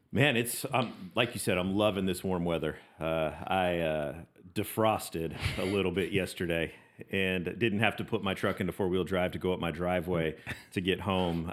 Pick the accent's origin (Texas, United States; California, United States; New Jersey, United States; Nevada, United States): Nevada, United States; Las Vegas; I was born and raised in Las Vegas, Nevada